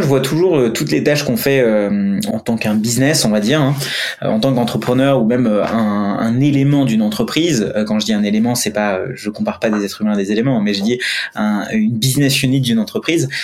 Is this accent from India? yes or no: yes; India; moved away; je suis indien. Et quand je suis, bon, j'ai grandi en Inde